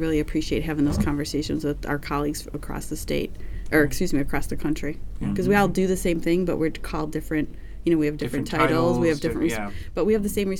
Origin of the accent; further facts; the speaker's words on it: New York, United States; It's you know, we're from New York, so 3 hours difference.